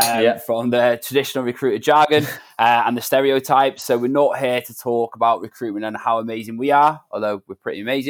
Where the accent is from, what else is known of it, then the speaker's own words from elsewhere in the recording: Manchester, North West England, United Kingdom; I'm 27 from Manchester